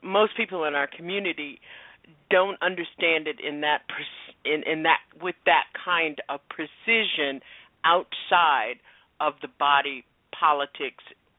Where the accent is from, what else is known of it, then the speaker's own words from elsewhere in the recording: Florida, United States; I grew up in Florida. I grew up in Jim Crow, Florida.